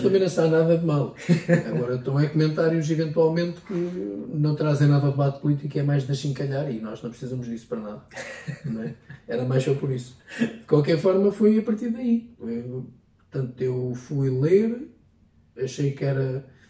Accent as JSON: {"language": "Portuguese", "town": "Ferrel", "region": "Leiria District", "country": "Portugal", "tie": "born or raised there", "said": "presidente da junta da minha terra"}